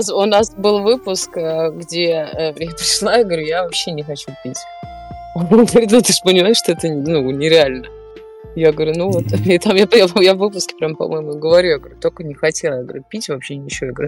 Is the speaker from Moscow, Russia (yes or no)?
no; Saint Petersburg, Russia; родилась, э, выросла. Коренная ну, не... прям. Я коренная и прям э, с, до мозга костей.